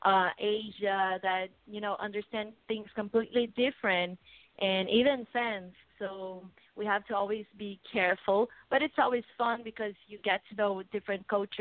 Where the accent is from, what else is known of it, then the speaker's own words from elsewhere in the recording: Brazil; English is a second language; I'm from Brazil